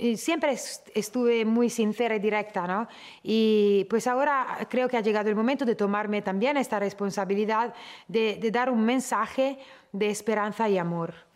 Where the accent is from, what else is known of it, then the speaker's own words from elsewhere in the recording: Italy; siendo yo nacida en Italia